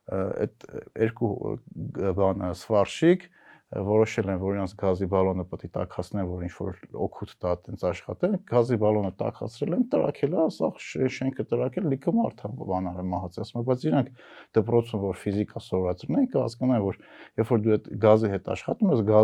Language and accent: Armenian; United States; born there; ճիշտ ժամանակին եմ ծնվել, տղամարդ եմ ծնվել ու Ամերիկայում եմ ծնվել